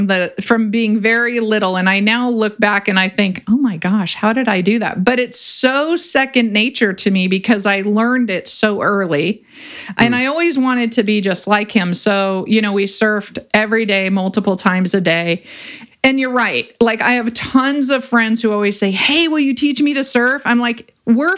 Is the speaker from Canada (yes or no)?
no; Ventura, California, United States; I grew up in Ventura and I grew up surfing